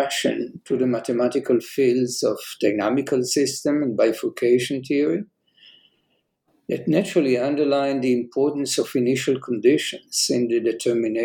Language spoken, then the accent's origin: English; Jerusalem, Jerusalem District, Israel; I was born and raised in Jerusalem